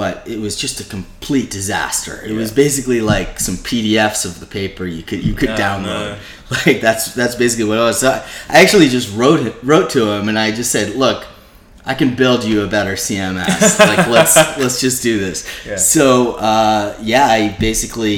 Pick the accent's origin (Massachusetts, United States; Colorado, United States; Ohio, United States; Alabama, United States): Massachusetts, United States; Boston; moved away as an adult; now in New York, United States; I'm from Boston originally